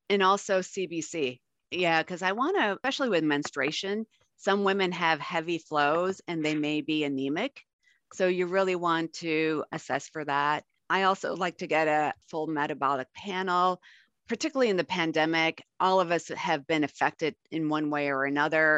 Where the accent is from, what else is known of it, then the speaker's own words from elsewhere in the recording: Buffalo, New York, United States; now in Arizona, United States; I grew up in Buffalo